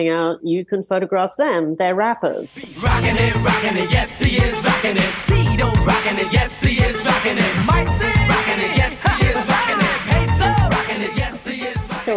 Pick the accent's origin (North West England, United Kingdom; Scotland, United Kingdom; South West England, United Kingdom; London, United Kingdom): London, United Kingdom; moved away as an adult; now in New York City, United States; I grew up in London